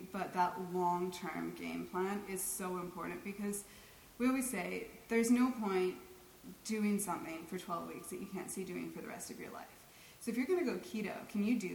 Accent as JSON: {"language": "English", "country": "Canada", "said": "I'm too Canadian"}